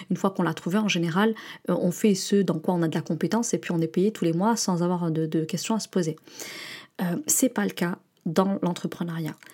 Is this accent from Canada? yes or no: no; France; l'état d'esprit réactionnaire et victimaire qu'on peut avoir en tant que Français et qui nous colle d'ailleurs même à l'international.